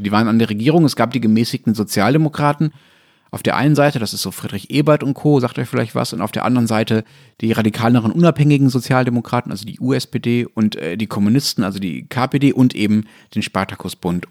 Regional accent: Germany; ich als Deutscher

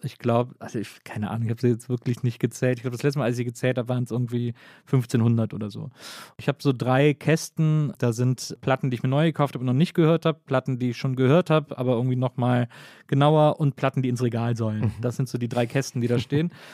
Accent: Wesseling, North Rhine-Westphalia, Germany

